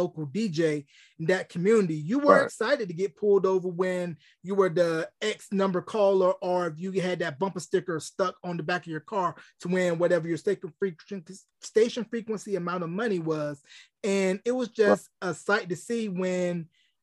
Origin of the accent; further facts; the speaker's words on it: North Carolina, United States; now in New Mexico, United States; I'm originally from North Carolina, based in New Mexico